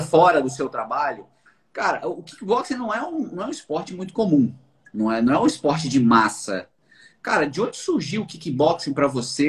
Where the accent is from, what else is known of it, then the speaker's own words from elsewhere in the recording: Bahia, Brazil; Eu fui criado na Bahia